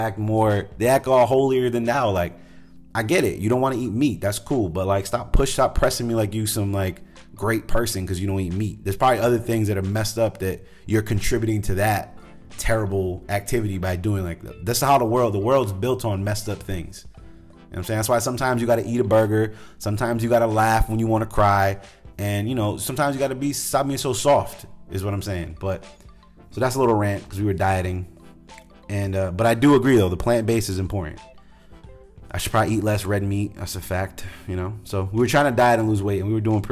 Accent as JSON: {"language": "English", "region": "New England", "country": "United States", "tie": "born or raised there", "said": "I grew up in New England."}